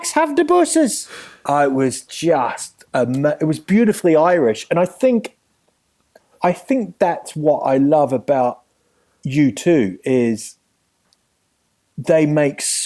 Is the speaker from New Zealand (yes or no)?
yes; New Zealand; moved away as an adult; also born or lived in England; now in London, United Kingdom; growing up in New Zealand